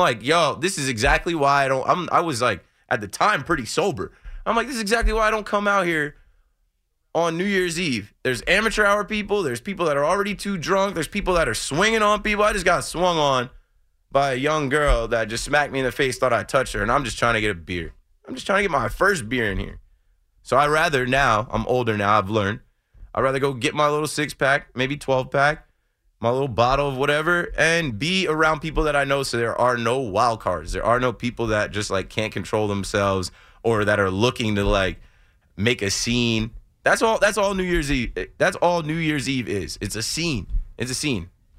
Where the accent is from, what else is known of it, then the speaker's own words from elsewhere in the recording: New Jersey, United States; I'm from Jersey. I'm from the Shore area. There's this bar called Porta in Asbury Park.